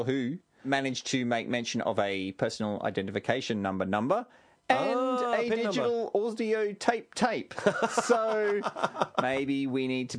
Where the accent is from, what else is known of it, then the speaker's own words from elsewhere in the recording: Australia; Because we're from Australia.